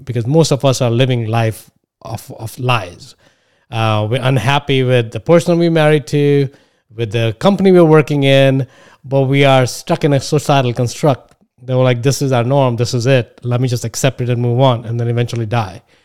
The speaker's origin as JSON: {"language": "English", "country": "India", "moved": "as an adult", "lives_now": "United States", "said": "I come from India. I went to the best colleges here."}